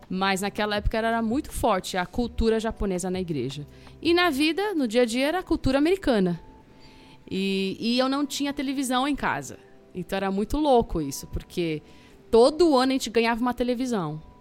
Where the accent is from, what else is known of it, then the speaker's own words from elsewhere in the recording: São Paulo, Brazil; also born or lived in Campinas; Passei três dias ali e sou de São Paulo, né? Cresci em São Paulo.